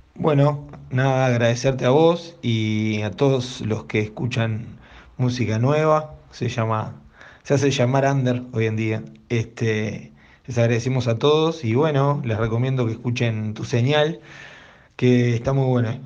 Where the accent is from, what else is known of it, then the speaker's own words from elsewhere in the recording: Uruguay; formo parte de la banda …, nosotros somos uruguayos